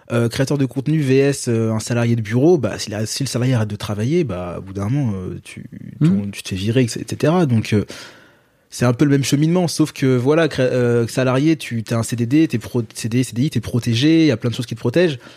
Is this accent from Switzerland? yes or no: no; Guadeloupe, France; moi je suis je suis guadeloupéen